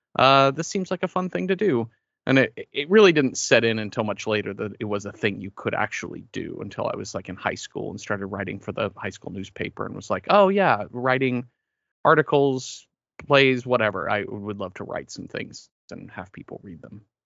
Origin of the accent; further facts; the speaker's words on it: Mesquite, Texas, United States; moved away; I grew up near Dallas in a suburb, uh, named Mesquite